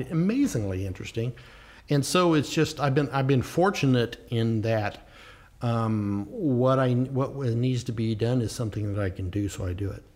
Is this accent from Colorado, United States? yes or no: no; the Ozarks, Missouri, United States; now in Fairfield County, Connecticut, United States; I grew up down in the Ozarks